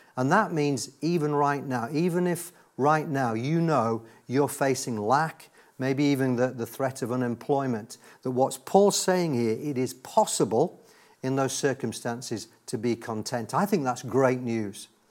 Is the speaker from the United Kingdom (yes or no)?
yes; Yorkshire and the Humber, United Kingdom; I was raised in God's own county of Yorkshire